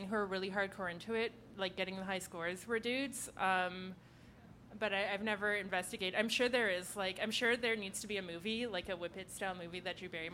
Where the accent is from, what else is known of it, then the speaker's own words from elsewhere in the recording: Ottawa, Ontario, Canada; now in Toronto, Canada; I'm from Ottawa